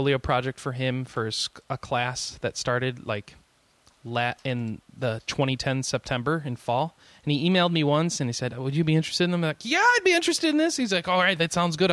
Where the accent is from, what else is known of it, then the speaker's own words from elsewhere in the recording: United States; I'm an American